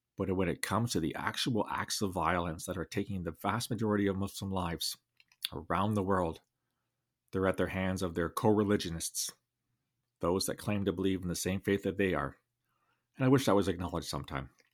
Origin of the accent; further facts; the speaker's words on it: London, Ontario, Canada; my hometown, Alvada, Ontario